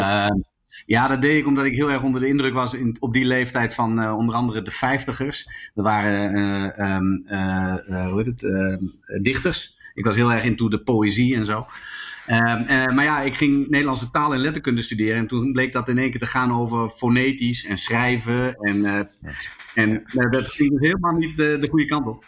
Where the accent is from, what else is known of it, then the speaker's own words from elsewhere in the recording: Zwolle, Overijssel, Netherlands; also born or lived in Groningen; terug in, eh, Zwolle, waar ik vandaan kwam